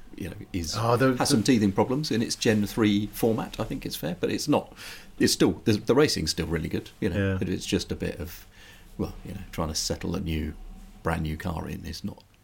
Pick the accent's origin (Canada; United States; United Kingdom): United Kingdom; when I moved from the USA to Britain in 2002.